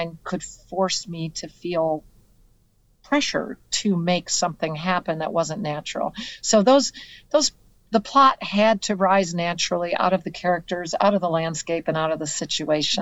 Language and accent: English; Comstock, Michigan, United States; Comstock is my hometown.